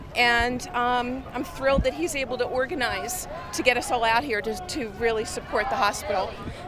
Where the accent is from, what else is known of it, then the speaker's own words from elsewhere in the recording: Philadelphia, Pennsylvania, United States; I'm from the Philadelphia area.